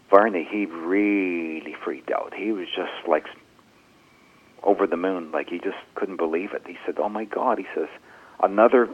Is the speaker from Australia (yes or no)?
no; Canada; We're a Canadian band.